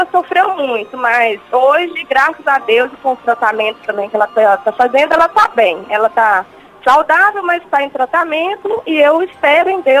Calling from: Milford, United States; Eu falo de Milford, dos Estados Unidos.

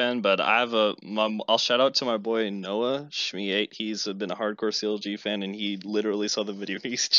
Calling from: Boise, Idaho, United States; Boise, Idaho.

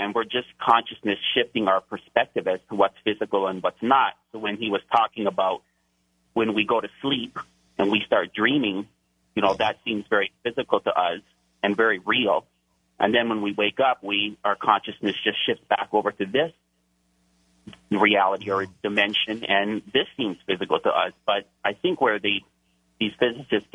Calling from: Hawaii, United States; I'm calling from Hawaii

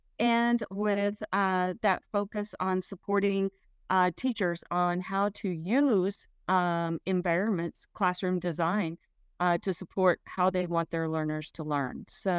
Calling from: Texas, United States; I am dialing in from Central Texas, and the heat is on.

